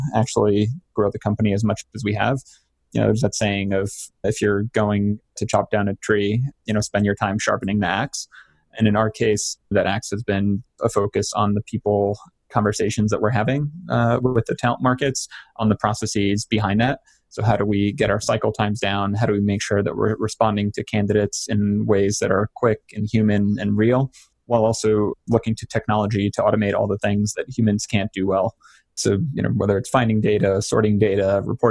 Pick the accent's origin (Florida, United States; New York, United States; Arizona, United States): New York, United States; New York City; I grew up in Queens